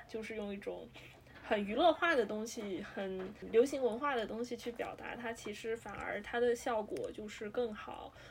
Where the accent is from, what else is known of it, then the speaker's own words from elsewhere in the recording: China; 对于我们亚洲人，对于我们中国人来说